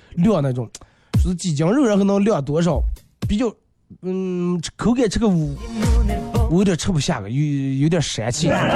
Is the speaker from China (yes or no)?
yes; Inner Mongolia, China